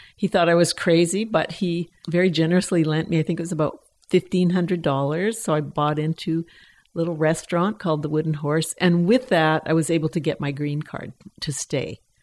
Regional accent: Edmonton, Alberta, Canada; moved away as an adult; also born or lived in Oakland, California; now in Pender Island, Canada; I was born and raised in Edmonton, so I am Canadian.

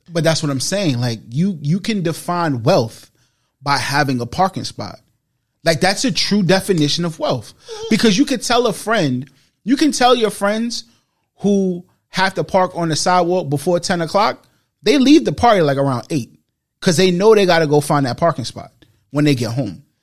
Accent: New York City, New York, United States; I've been in the Bronx my whole life

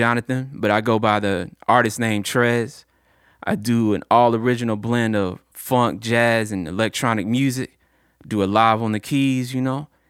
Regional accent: Chattanooga, Tennessee, United States; I'm Chattanooga, born and raised, 423 all day, scenic city.

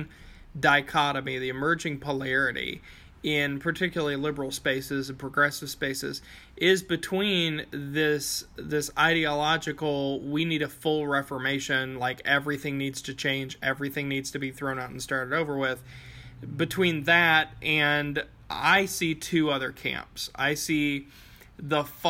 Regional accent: Appalachia, United States; as an Appalachian

